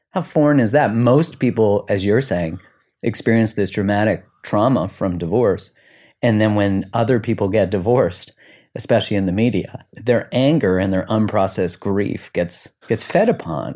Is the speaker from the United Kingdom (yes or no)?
no; Canada; now in United States; I'm Canadian